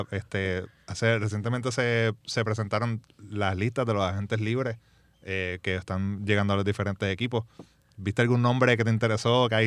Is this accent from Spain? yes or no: no; Ponce, Puerto Rico; A, obviamente, soy de Ponce. Pues somos